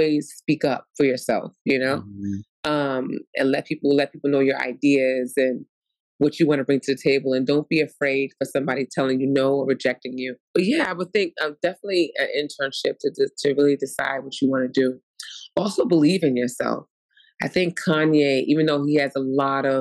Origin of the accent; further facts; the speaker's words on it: New York City, New York, United States; accent: New York; I'm born and raised in Brooklyn, New York